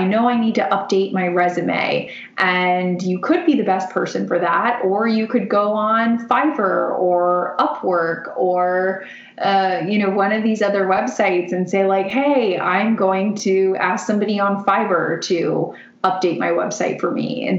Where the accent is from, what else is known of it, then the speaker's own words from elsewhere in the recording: Florida, United States; I grew up in Florida and my dad's a big surfer